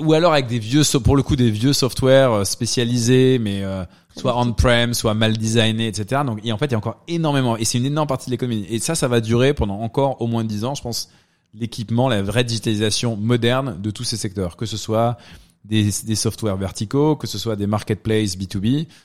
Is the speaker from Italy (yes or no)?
no; Dijon, Bourgogne-Franche-Comté, France; also born or lived in London, United Kingdom; now in New York, United States; moi, je viens de Dijon, donc quand même plutôt une petite ville.